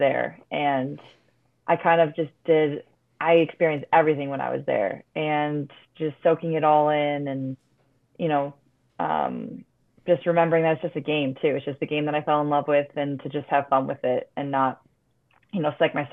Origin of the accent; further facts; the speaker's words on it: Buffalo, New York, United States; being in my hometown. I had family for all my games